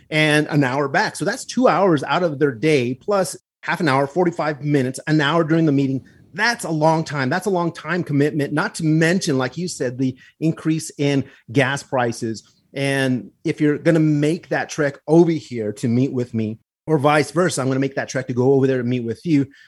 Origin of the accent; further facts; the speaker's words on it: Pecos, New Mexico, United States; also born or lived in Glorieta, New Mexico; my hometown where I grew up in Pecos and in Glorieta